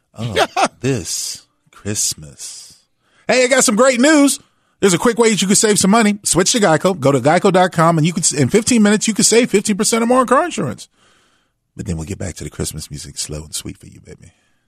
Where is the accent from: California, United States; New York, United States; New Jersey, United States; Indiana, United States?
California, United States; San Diego; I had this, growing up in San Diego, I think it was 92.5.